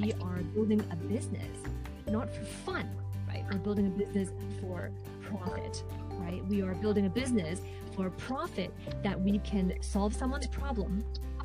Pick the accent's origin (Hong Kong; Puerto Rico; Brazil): Hong Kong; now in Vancouver, Canada; So I am originally from Hong Kong, but currently I am based in Canada on the West Coast in Vancouver, British Columbia